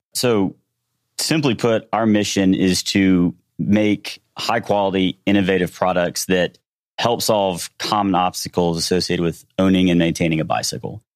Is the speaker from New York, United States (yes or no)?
no; Shreveport, Louisiana, United States; moved away as an adult; also born or lived in Houston; We were born and raised in Shreveport, Louisiana